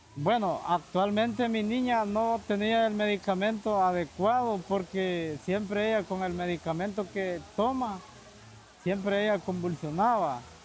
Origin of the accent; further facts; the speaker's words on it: Honduras; moved away as an adult; yo salí de Honduras hace dos meses. La decisión mía, más que todo, salir de mi país es por la, por la salud de mi niña